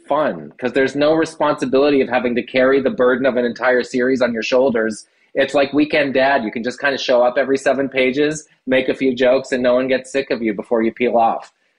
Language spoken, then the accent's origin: English; Prince Edward Island, Canada; also born or lived in Nova Scotia / Los Angeles; now in Truro, Canada; I'm actually a PEI guy by trade. I was born in Prince Edward Island, but I have lived in Nova Scotia and called it home for much of my adult life.